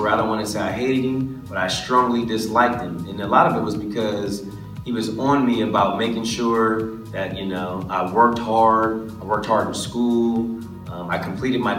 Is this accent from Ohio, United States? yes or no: no; Los Angeles, California, United States; growing up in Los Angeles